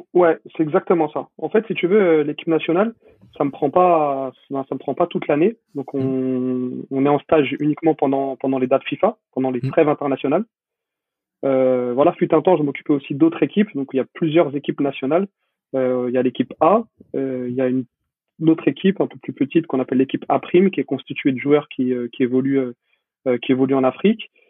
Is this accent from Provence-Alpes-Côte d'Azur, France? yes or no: no; Paris, Île-de-France, France; je suis, parisien, je suis de Paris.